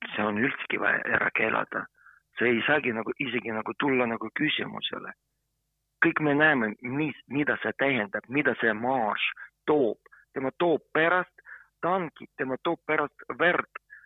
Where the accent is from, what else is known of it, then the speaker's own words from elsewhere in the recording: Ukraine; Estonian is a second language; now in Estonia; mina olen ukrainlane, aga ma olen Eesti kodanik ka